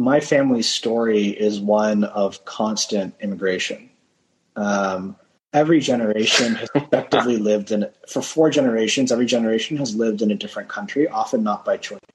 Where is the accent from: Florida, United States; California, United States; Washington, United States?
California, United States; Stanford; I was born and raised on Stanford campus